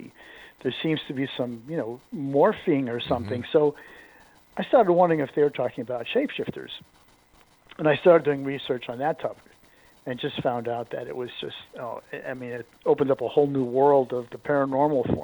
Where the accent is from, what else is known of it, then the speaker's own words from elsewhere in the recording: New England, United States; I grew up in New England